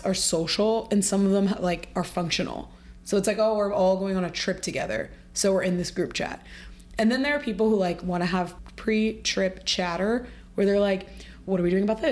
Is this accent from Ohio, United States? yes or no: yes; Ohio, United States; now in New York, United States; I moved to New York, I'm from Ohio too